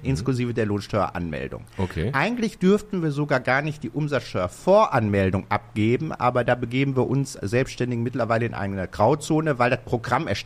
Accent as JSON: {"language": "German", "town": "Bottrop", "region": "North Rhine-Westphalia", "country": "Germany", "tie": "born or raised there", "said": "Ich bin Urbautropper. Ich bin in Bottrop geboren."}